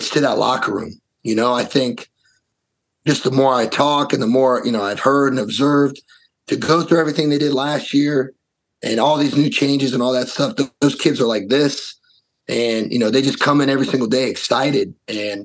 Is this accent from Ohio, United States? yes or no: yes; Columbus, Ohio, United States; now in Wisconsin, United States; being from Columbus, Ohio